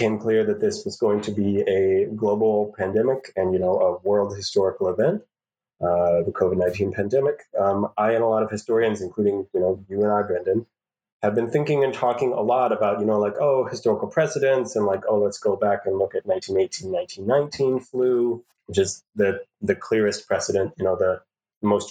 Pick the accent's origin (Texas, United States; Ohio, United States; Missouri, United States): Missouri, United States; St. Louis; as a native St. Louisan